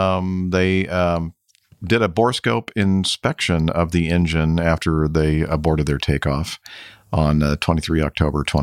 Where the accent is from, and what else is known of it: United States